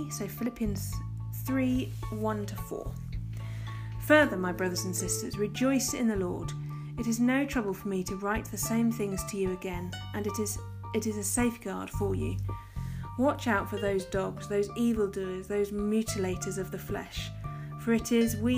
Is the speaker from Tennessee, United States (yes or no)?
yes; Tennessee, United States; I grew up in the Bible Belt in East Tennessee, where there's a church building on nearly every corner.